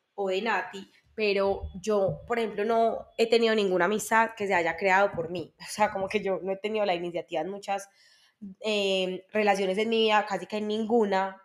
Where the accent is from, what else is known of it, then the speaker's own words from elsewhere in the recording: Medellín, Antioquia, Colombia; soy de Medellín, nací en Medellín